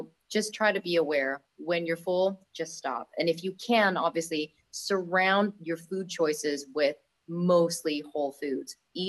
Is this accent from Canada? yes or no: no; Bangkok, Thailand; moved away; I come from Thailand, where it's like food capital of the world, in Bangkok